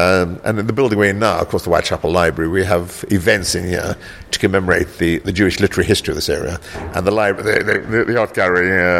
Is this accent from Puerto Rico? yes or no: no; South Africa; also born or lived in South Africa (born); now in London, United Kingdom; I grew up in South Africa